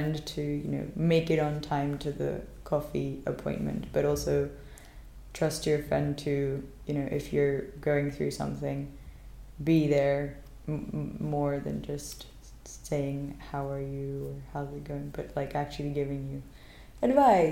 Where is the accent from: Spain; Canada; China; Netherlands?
Spain; now in London, United Kingdom; I'm 24 from Spain